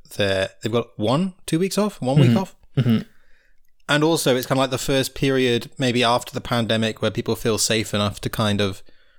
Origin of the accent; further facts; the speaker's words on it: United Kingdom; now in Italy; I'm British